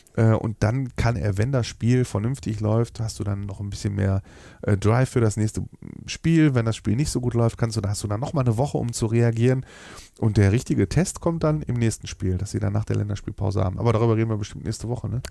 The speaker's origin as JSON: {"language": "German", "area": "Ruhr area", "region": "North Rhine-Westphalia", "country": "Germany", "said": "wie wir Ruhrpott-Menschen sind"}